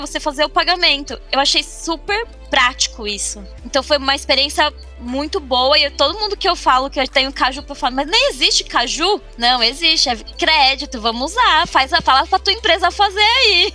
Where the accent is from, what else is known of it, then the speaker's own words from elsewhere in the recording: São Paulo, Brazil; also born or lived in Guarulhos; eu sou de São Paulo, né? Moro em Guarulhos hoje